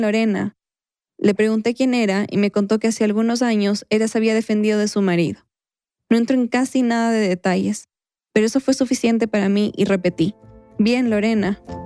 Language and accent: Spanish; Quito, Pichincha, Ecuador; un recuerdo de mi infancia, en Quito